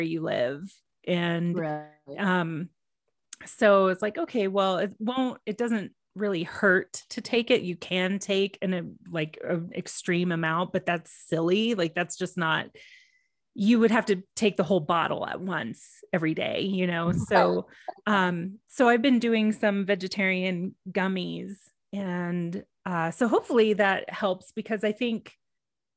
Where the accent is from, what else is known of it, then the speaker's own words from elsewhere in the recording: Texas, United States; moved away; growing up in Texas